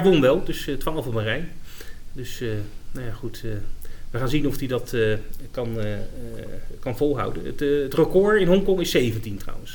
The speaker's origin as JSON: {"language": "Dutch", "country": "Netherlands", "said": "we zijn Nederlanders"}